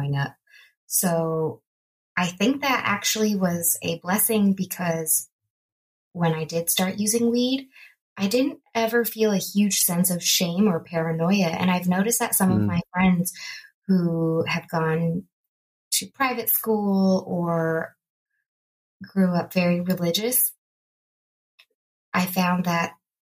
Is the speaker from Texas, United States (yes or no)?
no; Bay Area, California, United States; also born or lived in Los Angeles, California; the Bay Area where I grew up